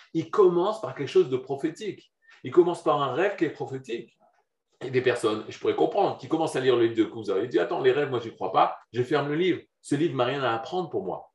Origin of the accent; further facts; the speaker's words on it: Jerusalem, Jerusalem District, Israel; je suis de Yerushalayim, de Jérusalem, de Mahomir à Jérusalem